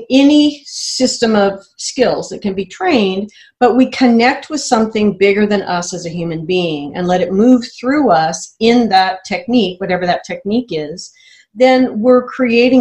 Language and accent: English; United States; I'm American